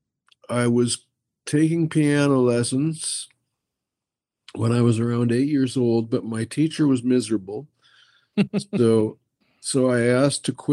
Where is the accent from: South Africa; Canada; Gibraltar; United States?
Canada; Winnipeg, Manitoba; I was born in Winnipeg, Manitoba.